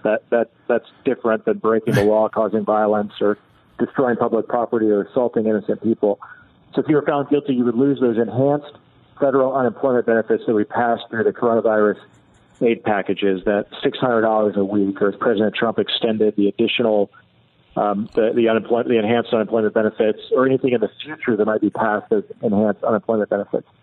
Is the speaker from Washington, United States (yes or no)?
no; Indiana, United States; my hometown in Indiana